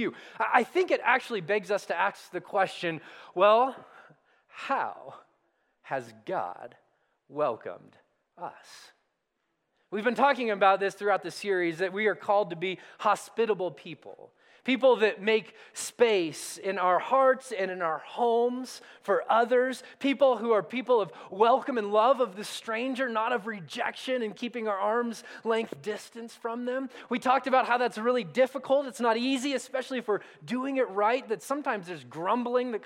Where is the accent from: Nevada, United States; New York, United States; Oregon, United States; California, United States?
California, United States; Southern; now in Colorado, United States; I grew up in Southern California, and so like Colorado, most of the days were covered in awesome sunshine